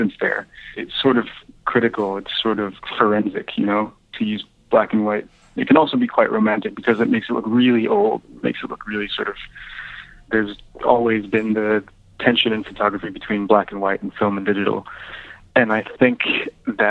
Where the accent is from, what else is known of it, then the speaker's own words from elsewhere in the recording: Santa Fe, New Mexico, United States; I grew up in Santa Fe